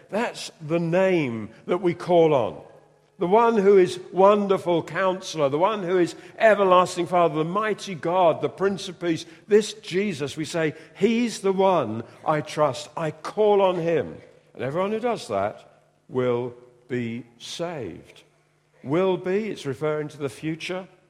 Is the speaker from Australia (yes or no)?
no; United Kingdom; we're British